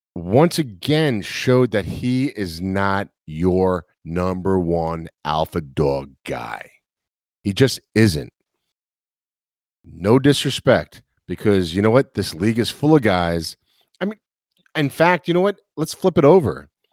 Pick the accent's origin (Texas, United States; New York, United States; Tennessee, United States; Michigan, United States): New York, United States; now in the South, United States; I'm from New York. I live in the South now